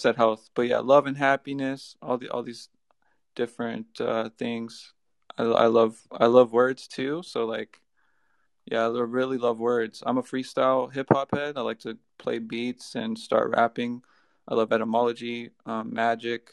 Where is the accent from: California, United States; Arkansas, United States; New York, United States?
California, United States; Southern; now in Virginia, United States; I'm from California.